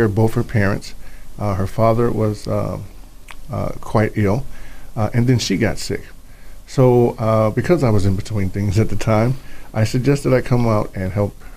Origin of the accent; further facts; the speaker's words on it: Chicago, Illinois, United States; now in Idaho, United States; I'm originally from Chicago.